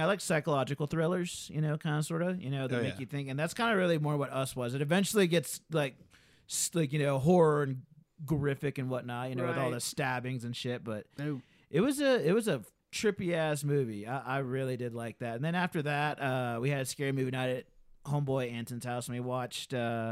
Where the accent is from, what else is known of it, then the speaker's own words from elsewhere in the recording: Alabama, United States; I'm from Alabama